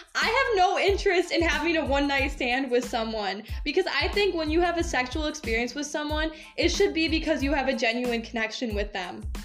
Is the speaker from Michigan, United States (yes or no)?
yes; Michigan, United States; moved away as an adult; also born or lived in Tennessee; I moved back from Tennessee for a minute back to Michigan